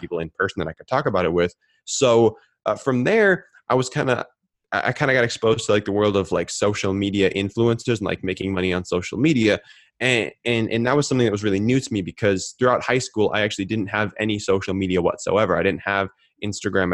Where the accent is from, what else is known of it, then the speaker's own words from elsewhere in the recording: Minneapolis, Minnesota, United States; I grew up in Minneapolis, Minnesota